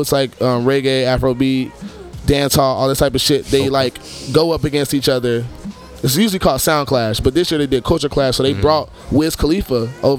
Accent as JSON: {"language": "English", "country": "United States", "said": "I'm also from America"}